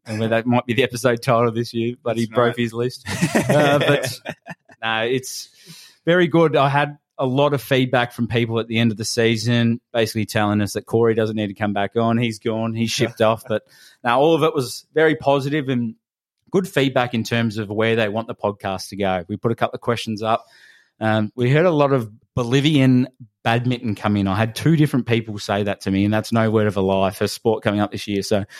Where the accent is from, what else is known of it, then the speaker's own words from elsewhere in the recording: Michigan, United States; So I grew up in Michigan.